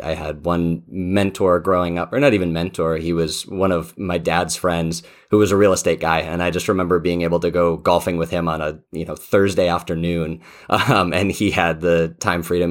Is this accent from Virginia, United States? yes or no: no; Colorado, United States; I grew up out in Colorado